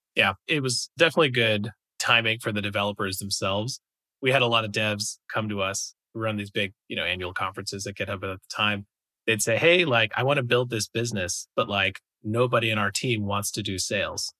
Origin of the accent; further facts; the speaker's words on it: New York, United States; moved away as an adult; I'm from the East Coast, I'm originally from New York